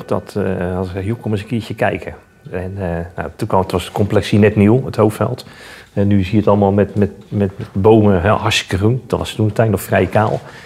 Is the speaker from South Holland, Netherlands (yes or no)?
yes; Rotterdam, South Holland, Netherlands; Ondanks dat het feit dat ik een eh, Rotterdammer ben